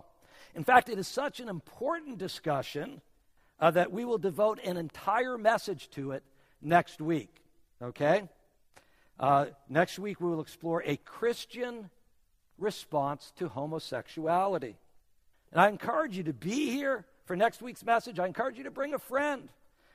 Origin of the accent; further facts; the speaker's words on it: New England, United States; now in South Florida, United States; I come from New England